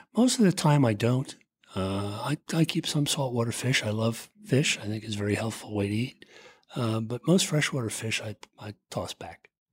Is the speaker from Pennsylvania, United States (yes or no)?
yes; Philadelphia, Pennsylvania, United States; I grew up in the Philly area.